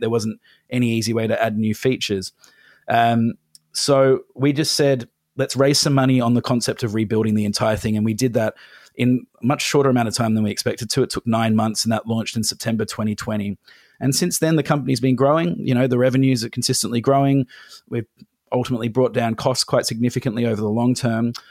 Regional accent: England, United Kingdom; now in Australia; I'm from England. I don't know if you can hear it in my voice, but I went back to London

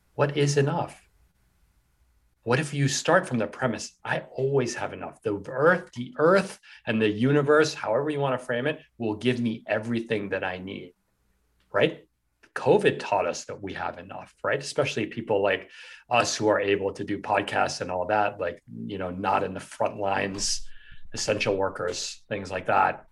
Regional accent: New York City, New York, United States; I grew up in New York City

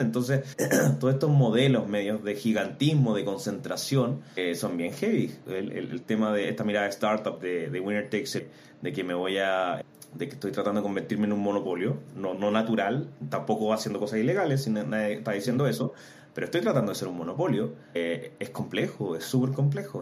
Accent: Antofagasta, Chile; moved away as an adult; also born or lived in Santiago; soy antofagastino, me vine a Santiago en busca de oportunidades de estudiar a la Universidad de Chile

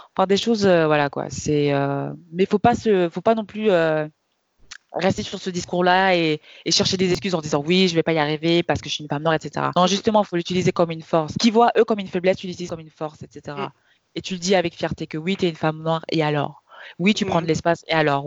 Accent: Kaolack, Senegal; où je viens, de Kaolac

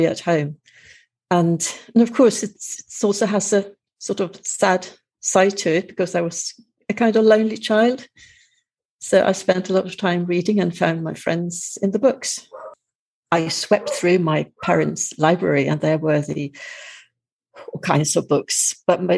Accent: Sweden; also born or lived in Madeira; I am from Sweden, but I spend the winter here in Madeira because of the climate

